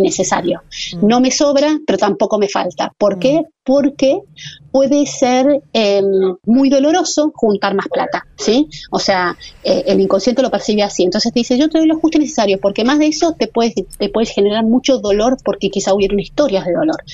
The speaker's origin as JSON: {"language": "Spanish", "country": "Argentina"}